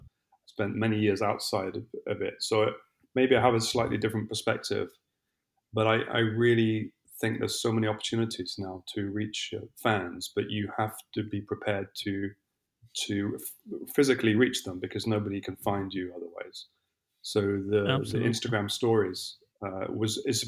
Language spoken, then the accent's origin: English; London, United Kingdom; moved away as an adult; also born or lived in Italy / Brazil; now in Lisbon, Portugal; I'm originally from England. I spent most of my life living in London.